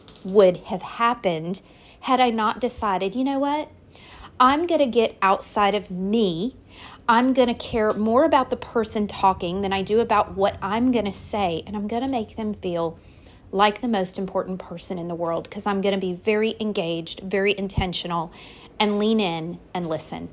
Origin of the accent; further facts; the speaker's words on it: Louisiana, United States; also born or lived in the North (US); I live in Louisiana